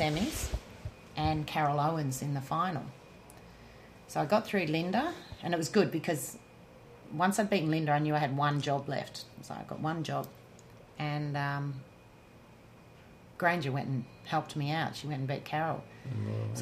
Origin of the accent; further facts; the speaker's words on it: Melbourne, Victoria, Australia; also born or lived in north of England; there was such a relief to have won in my hometown